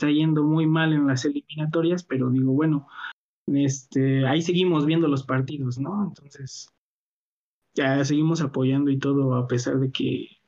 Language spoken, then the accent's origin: Spanish; Mexico; Este, y, y sí, sí, pues sí, puro mexicano, qué mano.